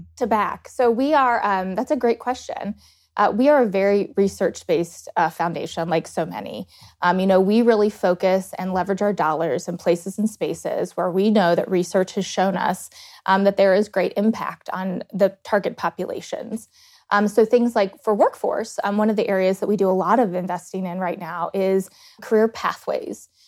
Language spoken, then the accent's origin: English; Blacksburg, Virginia, United States; moved away as an adult; also born or lived in Dayton, Ohio; now in Columbus, United States; I grew up between two towns in Virginia, graduated high school in Blacksburg